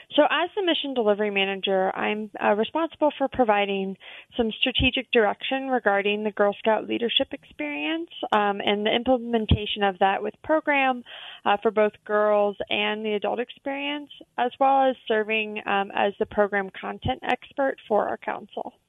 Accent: Atlanta, Georgia, United States; I grew up in Atlanta

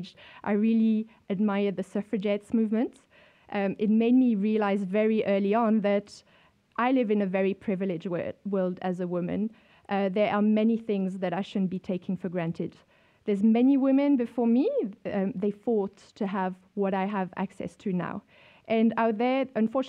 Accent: France; moved away as an adult; also born or lived in Europe; now in South Africa; I grew up in France in the 80s

